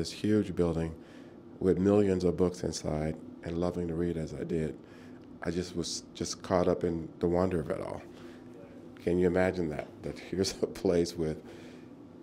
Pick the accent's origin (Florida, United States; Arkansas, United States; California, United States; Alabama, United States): Arkansas, United States; moved away as an adult; also born or lived in Boston / Oxford; In the Deep South in Arkansas